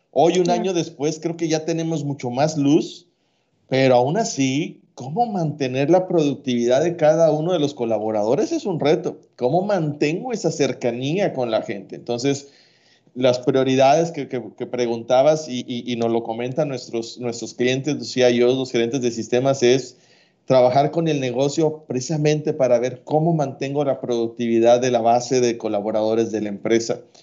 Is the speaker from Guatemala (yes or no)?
no; Mexico; como mexicanos medios